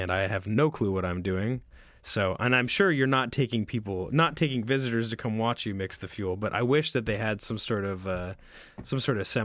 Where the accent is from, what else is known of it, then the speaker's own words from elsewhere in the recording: Oregon, United States; Yeah, I was born and raised in Oregon.